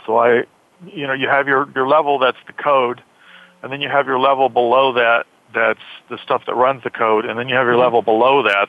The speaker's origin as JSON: {"language": "English", "town": "San Bernardino", "region": "California", "country": "United States", "tie": "born or raised there", "also_born_or_lived": "Lake Arrowhead, California", "said": "I grew up in San Bernardino, California. Went to high school in Lake Arrowhead, which is a mountain behind San Bernardino."}